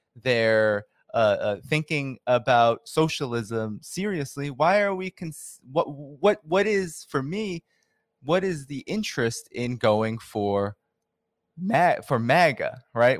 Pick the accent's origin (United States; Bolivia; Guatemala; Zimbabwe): United States; Boston, Massachusetts; I grew up in Boston